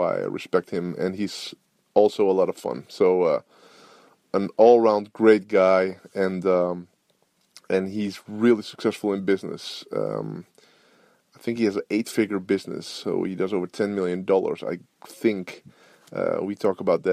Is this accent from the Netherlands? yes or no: yes; Netherlands; I'm from Holland